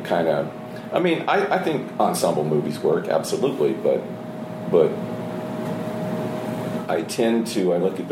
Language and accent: English; the South, United States; I'm from the South